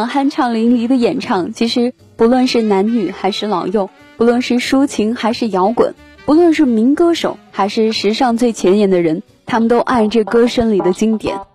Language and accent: Chinese; the South, southern China, China; 我在南方出生，但是又一直向往北方